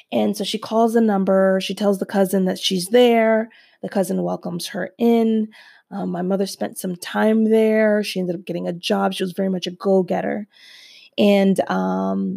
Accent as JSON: {"language": "English", "region": "New Jersey", "country": "United States", "said": "we're from Jersey"}